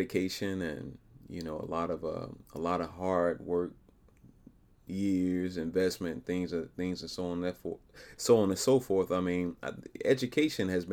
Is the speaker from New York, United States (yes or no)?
no; Arkansas, United States; Little Rock, Arkansas, my home state